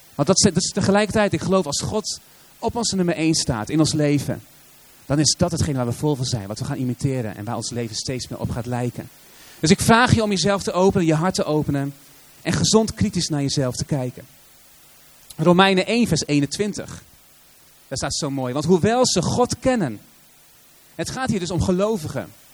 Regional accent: Assen, Drenthe, Netherlands; kom je uit Assen, de stad van geen eredivisieclubs

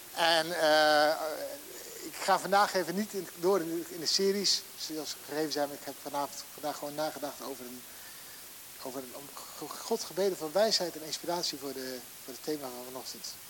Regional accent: Netherlands; Wij zijn als Nederlandse, Nederlandse mensen

